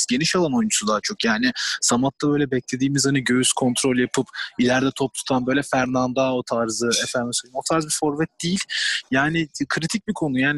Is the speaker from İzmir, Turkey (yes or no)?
yes; İzmir, Turkey; now in Rotterdam, Netherlands; önceki memleketimize döndüğümüz için çok mutluyuz yani. Valla özlemişim İzmir'i.